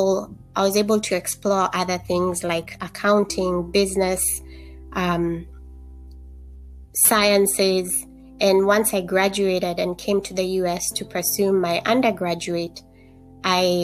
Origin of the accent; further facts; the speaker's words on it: Kenya; moved away; Growing up in Kenya, I was able to see how social disparities affect health of communities